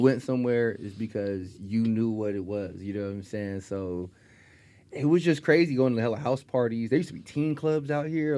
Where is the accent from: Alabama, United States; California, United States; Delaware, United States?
California, United States; Stockton; also born or lived in Spokane, Washington; I grew up in Stockton